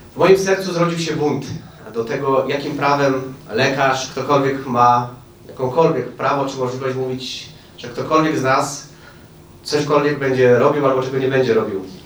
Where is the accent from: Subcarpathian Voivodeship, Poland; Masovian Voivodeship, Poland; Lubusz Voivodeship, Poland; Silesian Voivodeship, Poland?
Silesian Voivodeship, Poland; Bielsko-Biała; also born or lived in Oświęcim; now in Świnna, Poland; Urodziłem się w Oświęcimiu. Wychowałem się w Bielsku, a mieszkam za Żywcem.